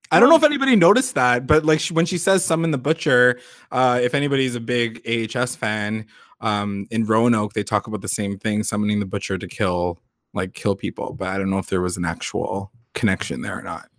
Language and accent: English; Canada; we're so Canadian